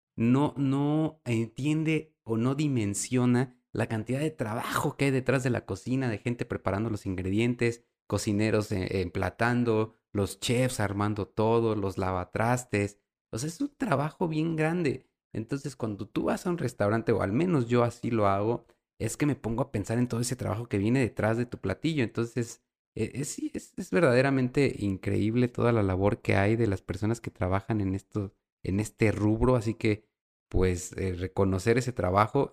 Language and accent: Spanish; Mexico; nosotros los mexicanos